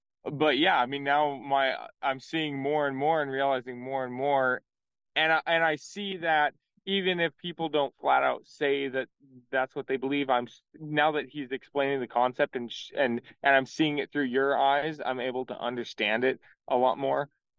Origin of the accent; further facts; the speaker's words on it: Montana, United States; You know, growing up in Montana, I never experienced, you know, I was never around a lot of Jewish people.